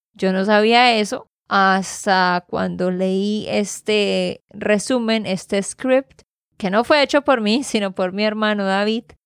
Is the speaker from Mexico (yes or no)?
no; Santander, Colombia; de Santander, Colombia